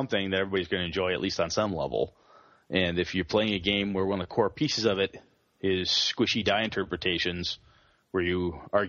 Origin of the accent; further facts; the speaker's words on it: Wausau, Wisconsin, United States; my hometown of Wausau, there's the high school I went to has a game club